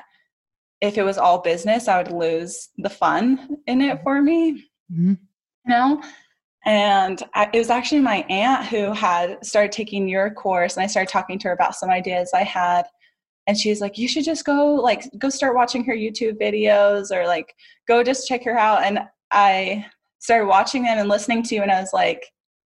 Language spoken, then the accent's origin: English; Utah, United States; also born or lived in Hawaii; I actually grew up in Utah